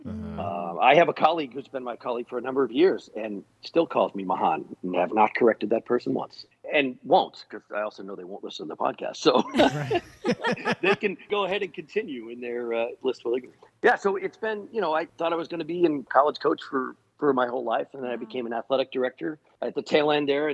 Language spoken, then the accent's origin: English; Weymouth, Massachusetts, United States; So I grew up outside of Boston. So I am a Masshole through and through.